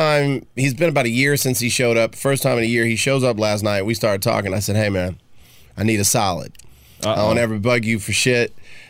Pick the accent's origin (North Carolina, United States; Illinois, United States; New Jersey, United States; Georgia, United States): Georgia, United States; Atlanta; moved away; one of my best homies that I grew up with in Atlanta is